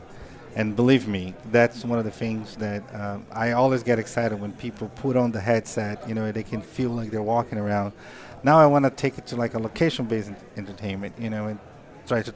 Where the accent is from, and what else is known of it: Brazil; born or raised there; now in Los Angeles, United States